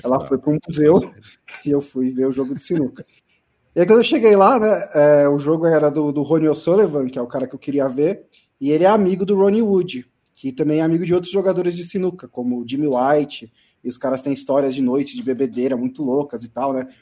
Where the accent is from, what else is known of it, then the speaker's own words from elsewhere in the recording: Brazil; eu vim do Brasil